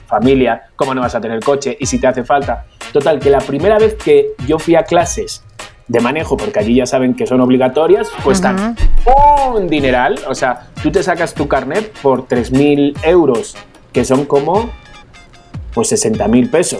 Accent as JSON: {"language": "Spanish", "country": "Spain", "moved": "yes", "lives_now": "Mexico", "said": "vengo de España"}